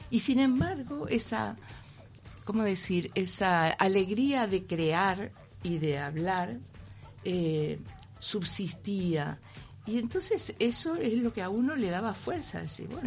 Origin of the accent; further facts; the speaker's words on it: Madrid, Community of Madrid, Spain; now in Uruguay; así que me volví a España y seguí viviendo en Madrid hasta, hasta que vine al Centro Cultural de España en 2005, mm. pero vine como española.